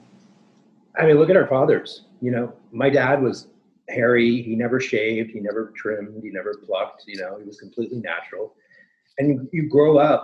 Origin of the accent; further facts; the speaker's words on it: Toronto, Ontario, Canada; moved away as an adult; also born or lived in New York City; I was born in Toronto, Canada